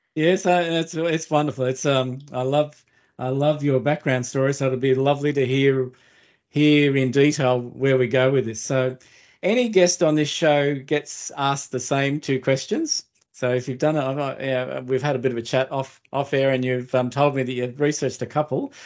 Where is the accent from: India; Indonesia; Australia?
Australia; I grew up in Australia, but my ancestors were first fleeters